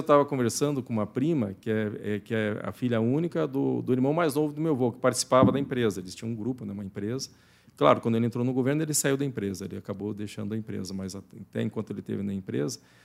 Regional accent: Curitiba, Paraná, Brazil; eu nasci em Curitiba, mas sempre estava no interior do Paraná, sim, na fazenda do, dos meus avós

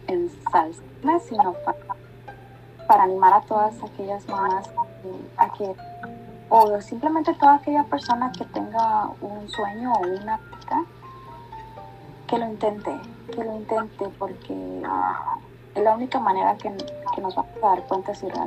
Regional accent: Mexico; Soy una mexicana, bien mexicana

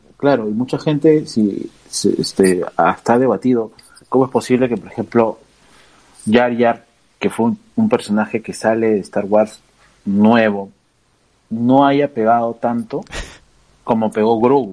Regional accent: Lima, Peru; also born or lived in San Borja, Lima; hemos crecido en el mismo barrio, somos de Lince

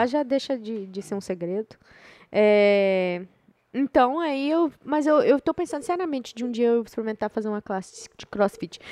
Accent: Brazil; moved away; sou brasileira

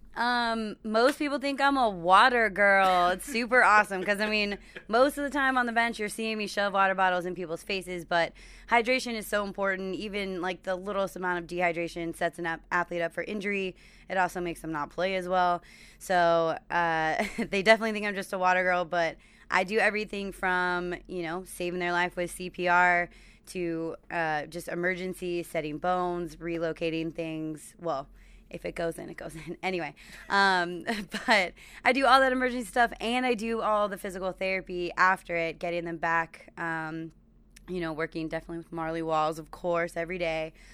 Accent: California, United States; moved away; I'm from California

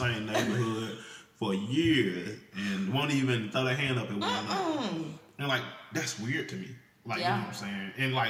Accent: Mississippi, United States; I'm from Mississippi

